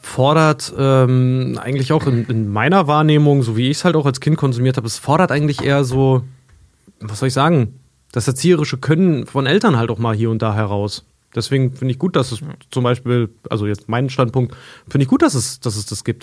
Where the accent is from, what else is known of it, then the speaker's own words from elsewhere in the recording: near the Polish border, Germany; moved away; aus meiner alten Heimat von der polnischen Grenze